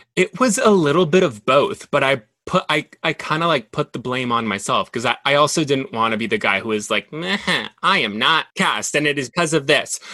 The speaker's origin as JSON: {"language": "English", "town": "Monterrey", "region": "Nuevo León", "country": "Mexico", "tie": "born or raised there", "also_born_or_lived": "Dallas, Texas", "second_language": "English", "said": "I grew up in Monterrey, like really close to the border, I kind of grew up between both cultures. Like I, I grew up being Mexican"}